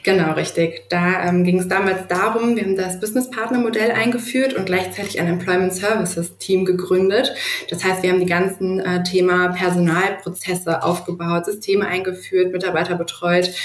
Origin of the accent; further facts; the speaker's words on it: Duisburg, North Rhine-Westphalia, Germany; also born or lived in Düsseldorf; lebe eigentlich dennoch mein ganzes Leben schon in Duisburg